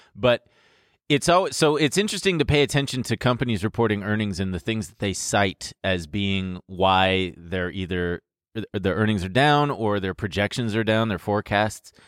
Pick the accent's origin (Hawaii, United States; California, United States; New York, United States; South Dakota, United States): California, United States; Long Beach; My hometown, Long Beach